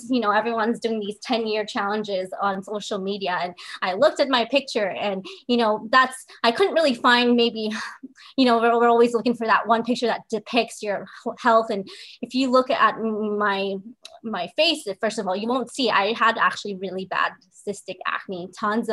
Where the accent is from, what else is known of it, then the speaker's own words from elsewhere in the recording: Southern California, United States; moved away as an adult; also born or lived in Chicago; I was born and raised in Southern California